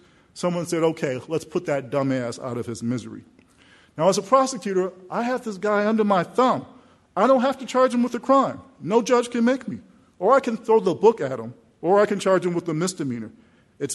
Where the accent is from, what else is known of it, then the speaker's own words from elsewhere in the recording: United States; I'm a hometown kid. I grew up in the South Side in a neighborhood just not far from here